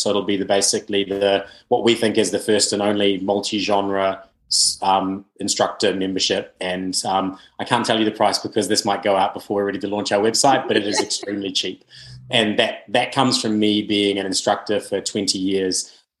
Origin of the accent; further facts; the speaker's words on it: New Zealand; now in United Kingdom; I really noticed when I came from New Zealand to the UK